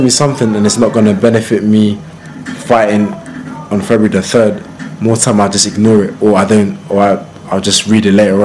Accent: Croydon, London, United Kingdom; I'm from Croydon.

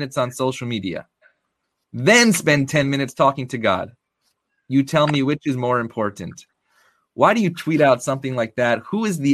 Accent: Syracuse, New York, United States; I'm from Syracuse, born and bred, and that's just in our blood in Syracuse

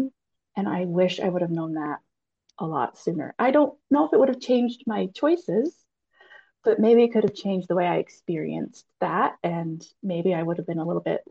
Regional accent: Utah Valley, United States; I was raised in Utah Valley in the 80s.

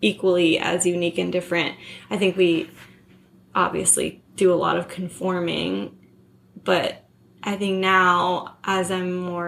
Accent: California, United States; also born or lived in Hawaii / San Francisco / Los Angeles; I moved to California from Hawaii in second grade

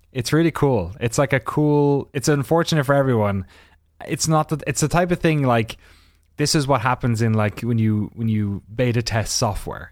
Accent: Ireland; as an Irish person

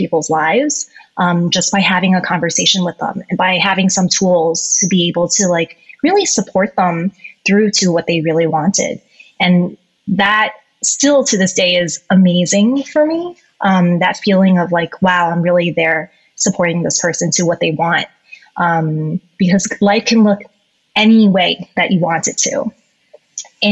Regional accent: United States; I am Asian American myself

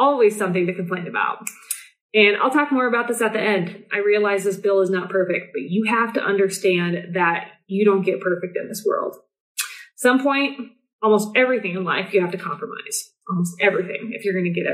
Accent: Nebraska, United States; my home state, Nebraska

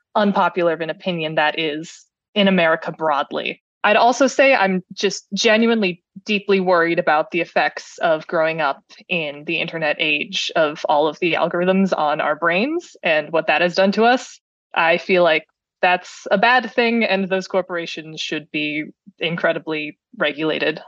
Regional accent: Cleveland, Ohio, United States; I am from Cleveland.

